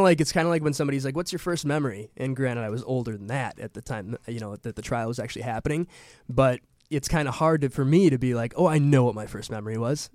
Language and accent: English; Milwaukee, Wisconsin, United States; I'm from Milwaukee, Wisconsin